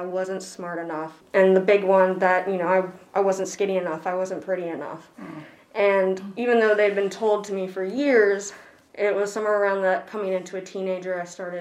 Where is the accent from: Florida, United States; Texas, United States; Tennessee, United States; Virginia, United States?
Virginia, United States; Elkton; also born or lived in New York City, New York; going from New York City to good old Elkton, Virginia at the time